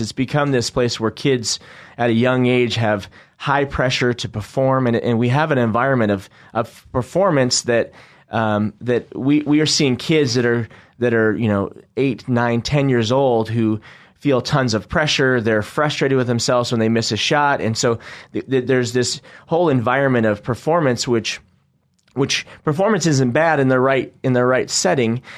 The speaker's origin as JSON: {"language": "English", "region": "Northwest", "country": "United States", "lives_now": "Boise, United States", "said": "We're from the Northwest"}